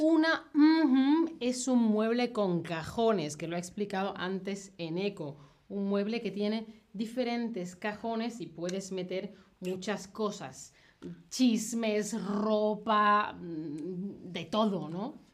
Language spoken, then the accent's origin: Spanish; southern Spain, Spain; Yo, que soy del sur de España